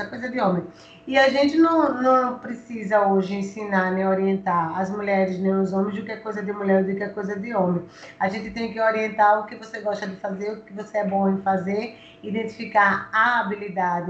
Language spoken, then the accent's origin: Portuguese; Alagoas, Brazil; como mulher, como alagoana